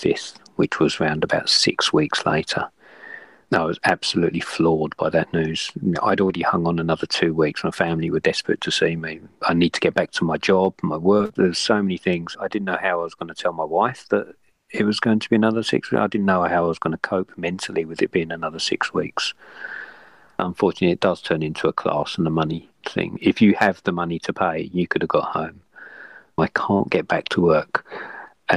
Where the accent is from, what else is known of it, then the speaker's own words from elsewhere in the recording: London, United Kingdom; moved away as an adult; now in Sydney, Australia; born in London, brought up in London, and moved out to Australia around about 22 years ago